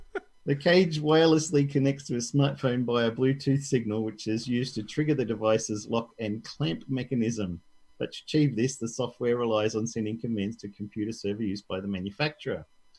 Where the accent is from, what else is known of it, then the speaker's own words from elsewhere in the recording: Barcelona, Catalonia, Spain; I come from Barcelona.